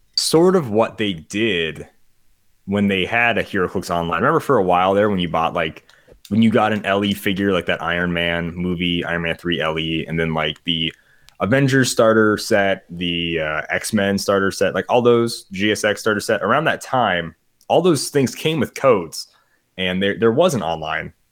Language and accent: English; South Dakota, United States; I am from South Dakota